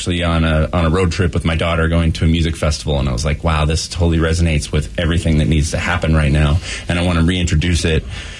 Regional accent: Alaska, United States; moved away; I'm originally from Alaska, but okay. I remember going to a tape store in my small little hometown.

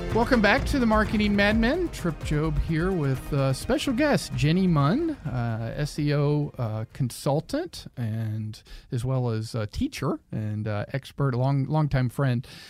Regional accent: the South, United States; I grew up in the South

